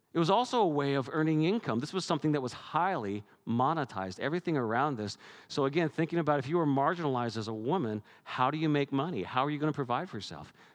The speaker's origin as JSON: {"language": "English", "country": "Canada", "said": "I'm Canadian"}